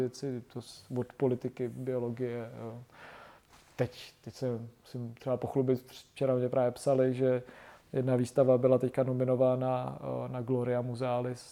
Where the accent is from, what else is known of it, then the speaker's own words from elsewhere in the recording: Ústí nad Labem, Ústí nad Labem Region, Czechia; jsem z Ústí nad Labem